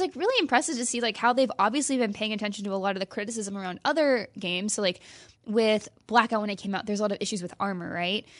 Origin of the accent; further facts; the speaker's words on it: Midwest, United States; now in California, United States; I grew up in the Midwest